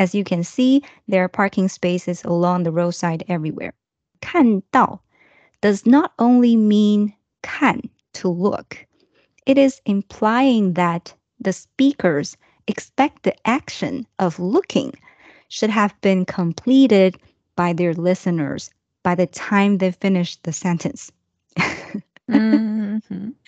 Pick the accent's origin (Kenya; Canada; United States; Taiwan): Taiwan; English is a second language; from Taiwan